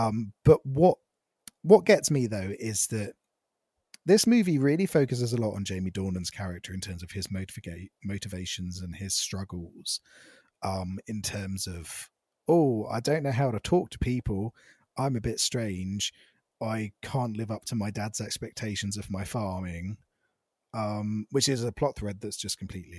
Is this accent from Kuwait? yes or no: no; Ireland; Because I'm from Ireland and all we have is stew and Guinness.